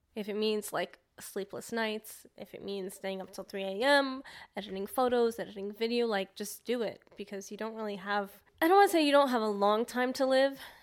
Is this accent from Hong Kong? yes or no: no; New York, United States; being a New Yorker